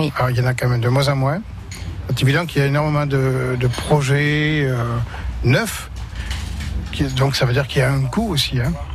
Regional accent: Bordeaux, Nouvelle-Aquitaine, France; moved away; je suis originaire de Bordeaux

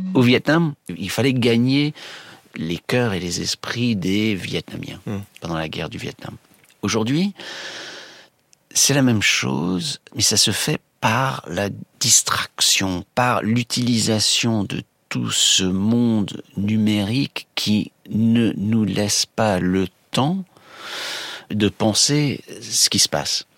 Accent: United States; chez nous, aux États-Unis

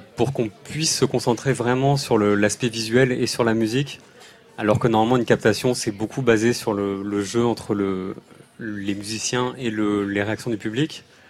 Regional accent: Paris, Île-de-France, France; on vient de Paris

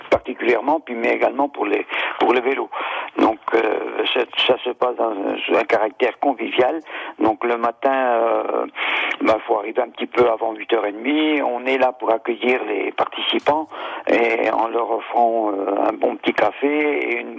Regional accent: Sarthe, Pays de la Loire, France; moved away; je suis originaire de la Sarthe

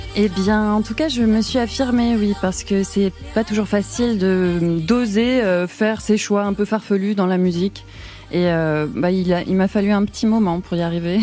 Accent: Toulouse, Occitania, France; j'ai grandi à Toulouse

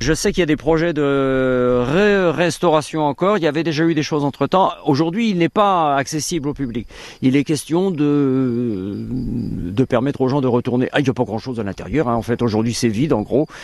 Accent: Guichen, Brittany, France; je suis Guichna de Guichin, que c'est là que je demeure

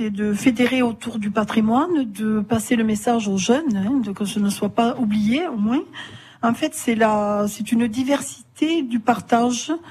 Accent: Néfiès, Occitania, France; also born or lived in Pézenas; Piscinoise de naissance, mais ah. j'ai vécu euh, toute mon enfance sur Néfiès.

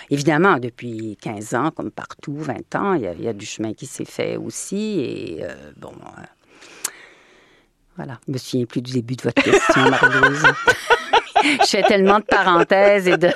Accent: Normandy, France; c'est des mots que j'utilisais dans mon enfance et je me disais mais oui, moi aussi je suis normande

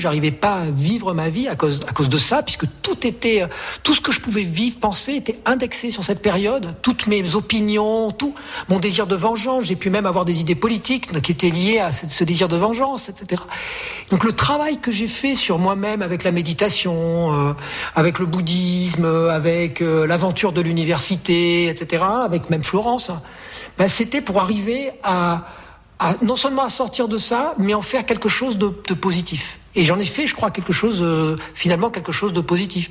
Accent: Aubenas, Auvergne-Rhône-Alpes, France; moved away; also born or lived in Marseille / Provence; en Ardèche, mon pays natal

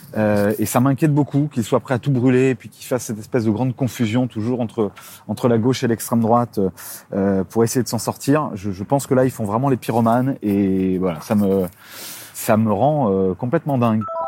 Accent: Picardy, Hauts-de-France, France; je viens de Picardie. Hein. L'essentiel de ma famille habite dans ta circonscription

